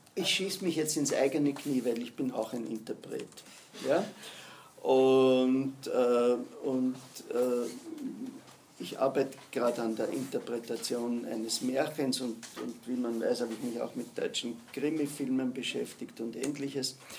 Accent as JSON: {"language": "German", "country": "Austria", "said": "Sind wir Österreicher"}